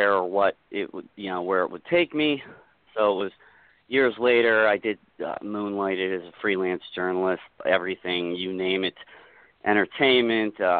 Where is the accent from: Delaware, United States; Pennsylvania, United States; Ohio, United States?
Pennsylvania, United States; Pittsburgh; I'm from Pittsburgh area